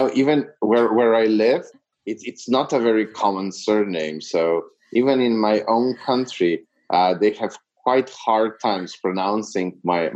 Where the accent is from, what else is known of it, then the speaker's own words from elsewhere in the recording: Slovenia; moved away as an adult; now in Serbia; I'm from Slovenia, which is a very small Eastern European country